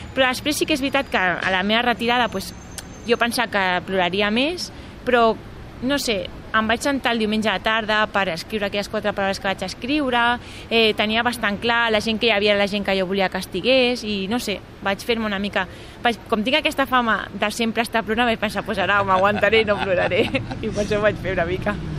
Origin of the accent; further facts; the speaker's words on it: Barcelona, Catalonia, Spain; jo sóc de Barcelona, del barri d'Horta